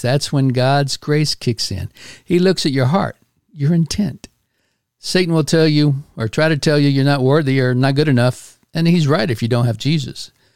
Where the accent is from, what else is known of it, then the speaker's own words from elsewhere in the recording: Houston, Texas, United States; moved away as an adult; my hometown of Houston, Texas